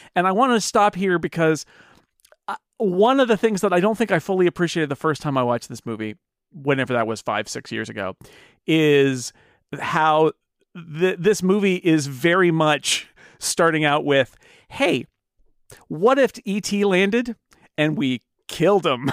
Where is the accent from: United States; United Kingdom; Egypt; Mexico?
United States; As an American